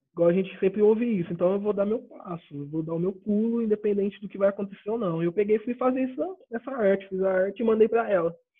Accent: Ituverava, São Paulo, Brazil; sou de Ituverava, interior de São Paulo, uma cidade que ninguém conhece, é o fim do mundo aqui

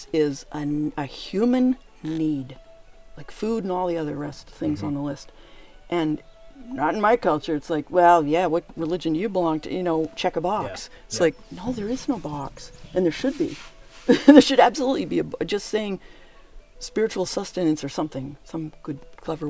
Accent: New England, United States; the culture I was raised in New England

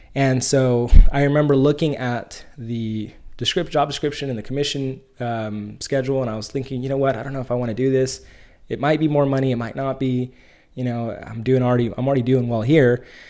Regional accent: Bakersfield, California, United States; moved away as an adult; now in San Diego, United States; I grew up in the Central Valley, uh, grew up in Bakersfield, California

